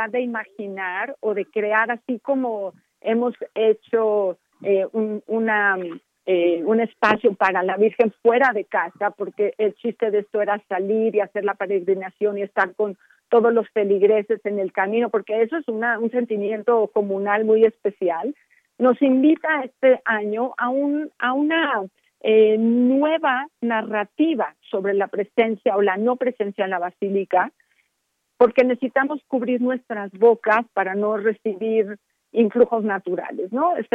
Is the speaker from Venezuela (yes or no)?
no; Mexico; nosotros como mexicanos recibimos esta influencia de otros espacios, de otras geografías, ¿no?